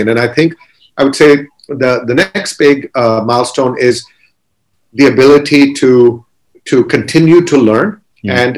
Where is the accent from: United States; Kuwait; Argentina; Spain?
Kuwait; we grew up in Kuwait. We actually went through a war.